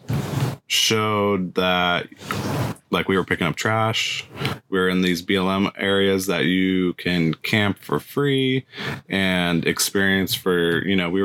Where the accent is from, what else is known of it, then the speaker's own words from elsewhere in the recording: New Hampshire, United States; moved away as an adult; also born or lived in Boston / Southern California; I'm from New Hampshire